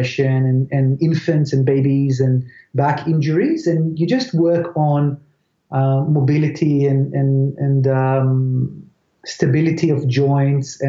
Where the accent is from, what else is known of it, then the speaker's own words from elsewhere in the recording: Israel; moved away as an adult; now in Australia; I grew up in Israel